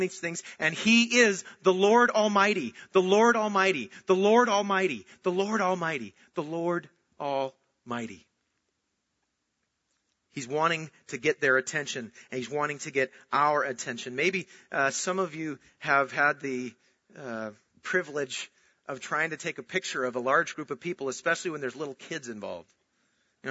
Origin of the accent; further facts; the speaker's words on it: Minnesota, United States; I was born in Minnesota and I was born into a Christian home